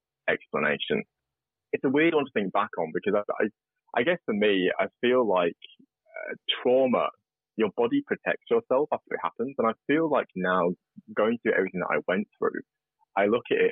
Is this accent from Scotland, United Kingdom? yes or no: no; regional UK, Beatrix Potter country, North West England, United Kingdom; moved away as an adult; now in Australia; I grew up in regional UK, like farming country. I don't know if listeners know about Beatrix Potter. She wrote Peter Rabbit. So it's all where that was written